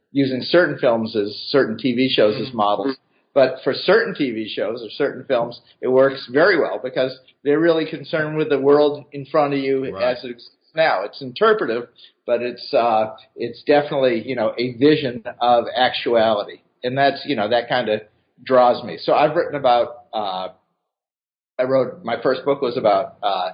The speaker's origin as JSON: {"language": "English", "town": "Boston", "region": "Massachusetts", "country": "United States", "tie": "born or raised there", "also_born_or_lived": "Atlanta / New York", "moved": "as an adult", "lives_now": "Cincinnati, United States", "said": "I grew up in Boston"}